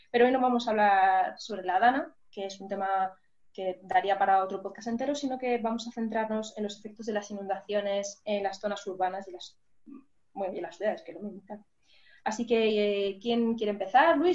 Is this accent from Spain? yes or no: yes; Durango, Basque Country, Spain; de Durango